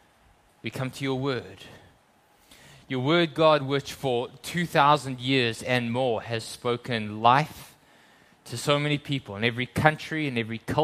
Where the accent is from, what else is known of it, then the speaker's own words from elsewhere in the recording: South Africa; moved away; I grew up in South Africa